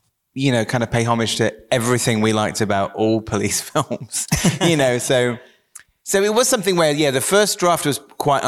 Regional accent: Wells, South West England, United Kingdom; growing up in Somerset

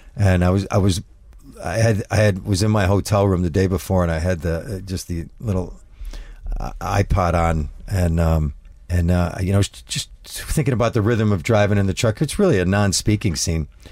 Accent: upstate New York, United States; moved away as an adult; now in Prague, Czech Republic; I took him back to my hometown

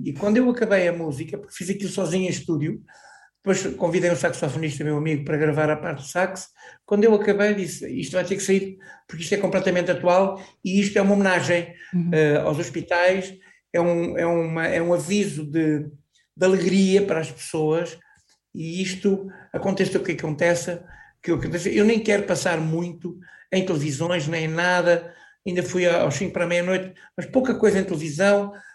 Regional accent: Chamusca, Santarém District, Portugal; now in Anadia, Portugal; na minha terra natal, na Chamusca

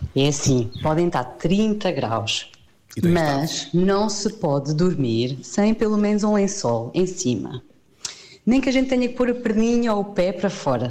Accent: Castelo Branco, Centro, Portugal; eu vivo, eu sou de Castelo Branco

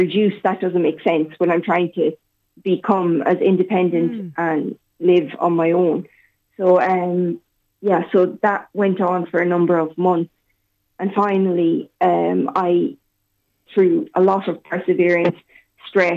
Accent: Castlebar, Connacht, Ireland; moved away as an adult; now in Sligo, Ireland; I'm originally from Castlebar, but I'm living in Sligo for the past 9 years

